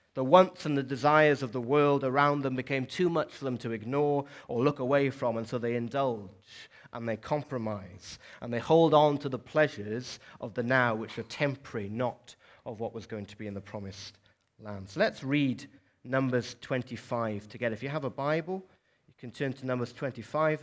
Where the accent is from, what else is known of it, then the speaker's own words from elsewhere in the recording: South Wales, United Kingdom; moved away as an adult; also born or lived in Dorset; now in Newcastle, United Kingdom; for most of my life, twenty-one years or so, I lived and grew up in, in South Wales